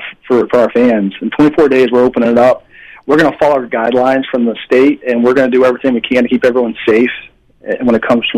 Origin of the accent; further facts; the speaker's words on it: Clarksville, Tennessee, United States; Well, it's different because actually I'm from the South. I'm from Clarksville, Tennessee, which is not far from Jonesboro.